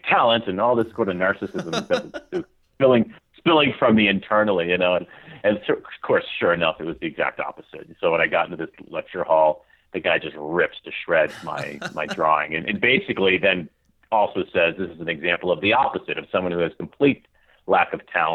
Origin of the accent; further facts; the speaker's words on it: Longmeadow, Massachusetts, United States; I'm from Massachusetts